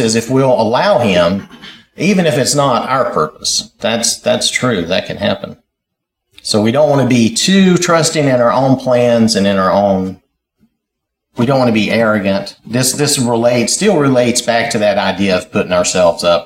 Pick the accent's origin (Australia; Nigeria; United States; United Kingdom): United States; when I was growing up in Wilkes County.